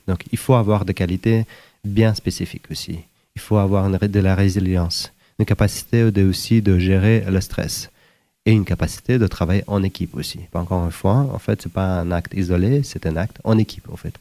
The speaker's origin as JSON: {"language": "French", "country": "Uzbekistan", "tie": "born or raised there", "also_born_or_lived": "Sudan / Zimbabwe / Democratic Republic of the Congo / Algeria", "moved": "as an adult", "said": "originaire d'Ouzbékistan"}